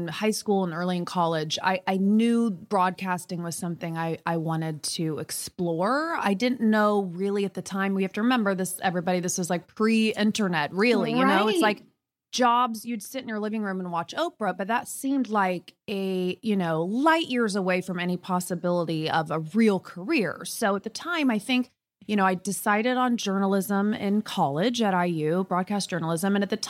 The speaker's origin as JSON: {"language": "English", "region": "Indiana", "country": "United States", "said": "we're both from Indiana."}